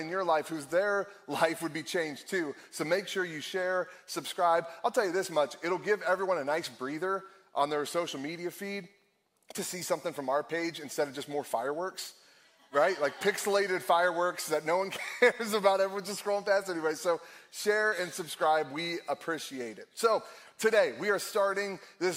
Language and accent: English; Akron, Ohio, United States; also born or lived in Cleveland, Ohio; I born and raised in Akron, Ohio, lived in Cleveland for a little while